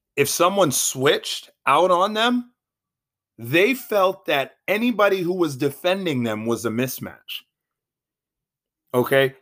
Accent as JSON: {"language": "English", "town": "Boston", "region": "Massachusetts", "country": "United States", "said": "I am from Boston"}